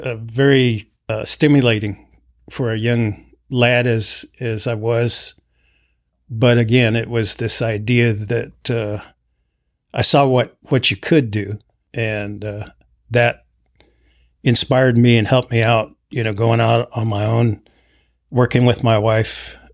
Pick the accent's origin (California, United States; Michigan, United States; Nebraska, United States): Nebraska, United States; also born or lived in Minnesota; I am from the Winnebago tribe, enrolled in the Winnebago tribe in Nebraska, and I'm also from the White Earth Ojibwe and from Minnesota.